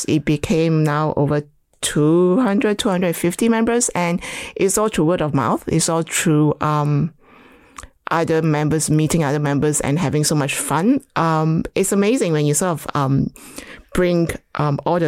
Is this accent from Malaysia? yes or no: yes; Malaysia; moved away; I was born in Malaysia, grew up basically with loads of dogs